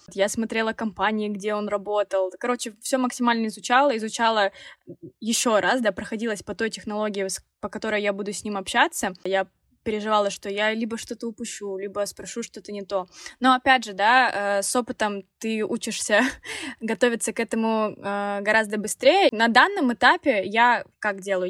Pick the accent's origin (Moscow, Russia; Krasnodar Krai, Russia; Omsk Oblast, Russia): Krasnodar Krai, Russia; Krasnodar; мы оба из Краснодара, земляки